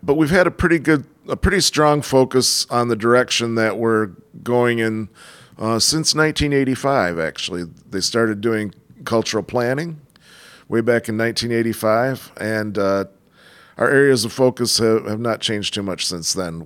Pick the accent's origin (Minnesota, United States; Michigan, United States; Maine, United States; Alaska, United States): Michigan, United States; Flint; also born or lived in Clio, Michigan / Ann Arbor, Michigan; I grew up in the Flint area. Um, I lived in the countryside for a while outside of Clio, Michigan